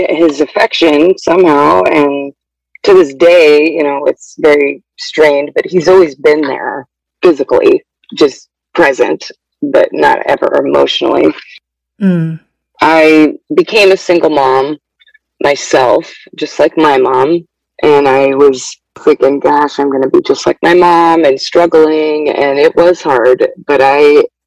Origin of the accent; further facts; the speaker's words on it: Oregon, United States; I'm 36, and I'm from Oregon